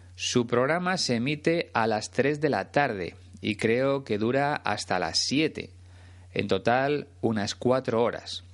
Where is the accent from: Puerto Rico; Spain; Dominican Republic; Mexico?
Spain; una de las emisoras de radio más importantes de mi país, Onda Cero